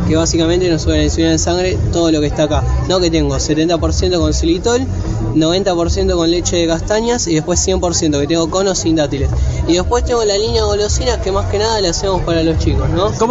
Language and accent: Spanish; Quilmes, Buenos Aires Province, Argentina; Porque como la mayoría de acá somos de Quilmes, ¿no?